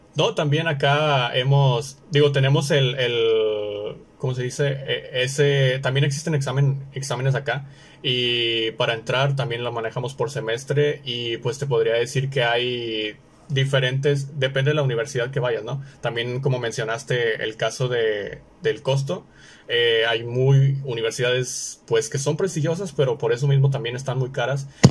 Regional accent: Monterrey, Nuevo León, Mexico; yo soy de Monterrey, del norte de México

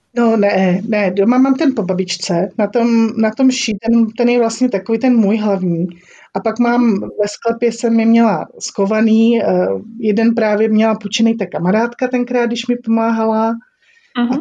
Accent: Olomouc, Olomouc Region, Czechia; My tady v Olomouci, protože já jsem z Olomouce

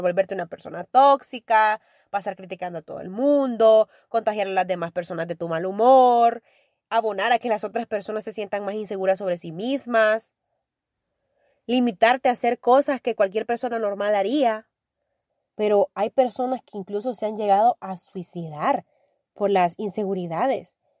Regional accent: El Salvador; soy orgullosamente salvadoreña

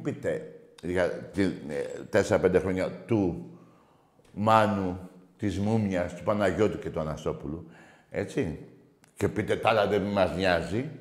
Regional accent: Greece; είμαι Έλληνας Ορθόδοξο και Έλληνας

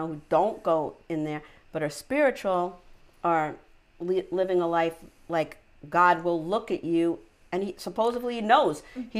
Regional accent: Syosset, New York, United States; I grew up in Syosset

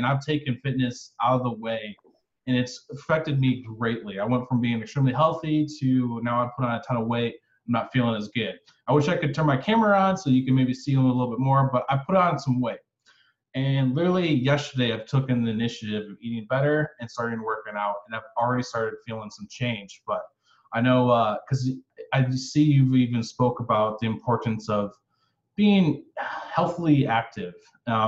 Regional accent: Michigan, United States; also born or lived in Florida; I lived in Florida for a while. I'm actually from Michigan

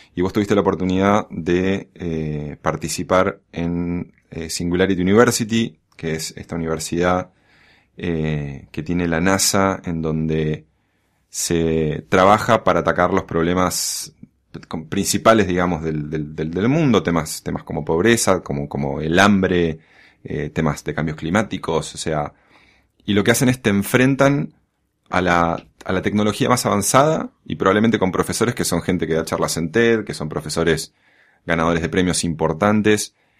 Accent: Argentina

